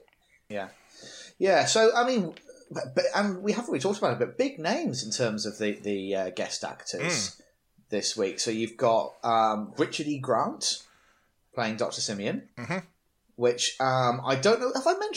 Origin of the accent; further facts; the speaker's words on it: United Kingdom; We're so British